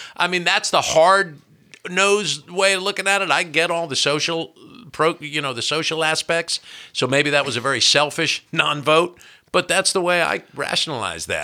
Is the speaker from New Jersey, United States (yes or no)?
yes; New Jersey, United States; moved away as an adult; now in Kentucky, United States; When I was a kid growing up in New Jersey